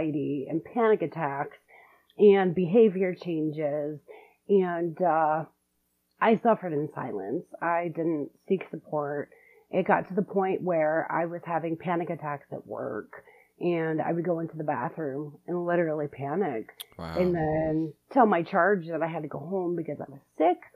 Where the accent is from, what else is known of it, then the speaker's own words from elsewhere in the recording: Detroit, Michigan, United States; I am from Metro Detroit, Michigan